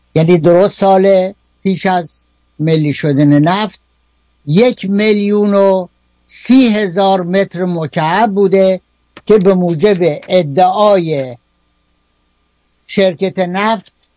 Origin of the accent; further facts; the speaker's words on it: Kerman, Kerman Province, Iran; در شهر خودمون در کرمان